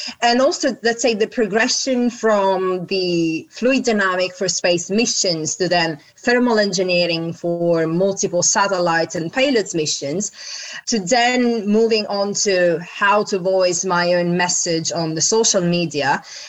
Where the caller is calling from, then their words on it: London, United Kingdom; From London.